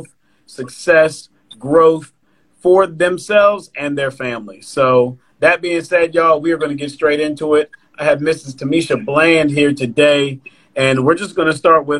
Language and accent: English; Virginia Beach, Virginia, United States; I'm from Virginia Beach